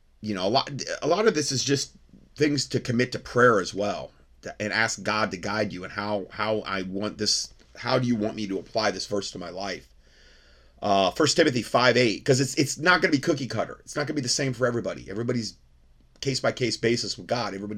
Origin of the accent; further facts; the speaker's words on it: North Fort Myers, Florida, United States; my hometown in North Fort Myers, Florida